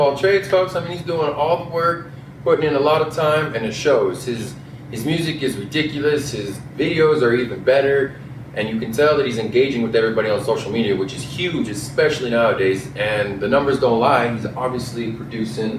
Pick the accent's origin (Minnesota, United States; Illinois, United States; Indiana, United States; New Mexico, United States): New Mexico, United States; Clovis; now in Las Cruces, United States; I grew up in Clovis